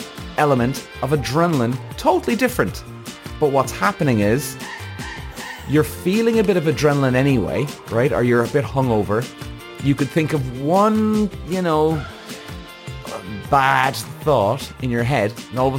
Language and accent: English; Cork, Munster, Ireland; also born or lived in London; I was coming home from London back to Cork every 3 or 4 weeks